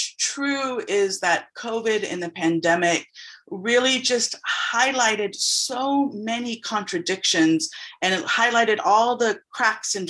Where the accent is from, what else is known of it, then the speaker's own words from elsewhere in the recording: San Antonio, Texas, United States; also born or lived in Austin, Texas / Dallas, Texas / New York; I was raised in San Antonio, and I'm currently living in Austin again